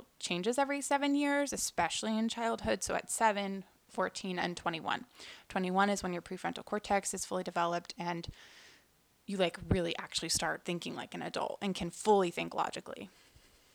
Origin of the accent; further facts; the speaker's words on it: Houston, Texas, United States; also born or lived in New York; I was born in New York, but we moved here in Houston shortly after I was born